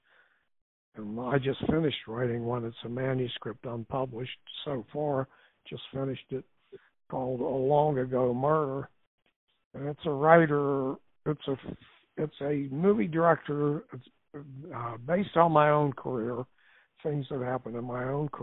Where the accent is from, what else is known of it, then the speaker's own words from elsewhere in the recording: Clairton, Pennsylvania, United States; I grew up in a mill town, Clairton, Pennsylvania